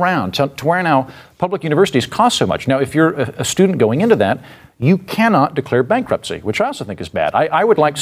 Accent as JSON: {"language": "English", "region": "Oklahoma", "country": "United States", "moved": "yes", "said": "she's from my old neighborhood. We're both from Oklahoma"}